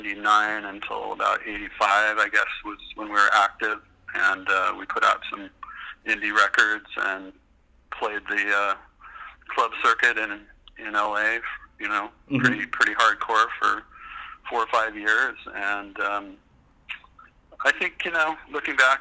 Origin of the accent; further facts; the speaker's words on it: Livermore, California, United States; also born or lived in Los Angeles; I grew up in Livermore, and moved to LA in 1978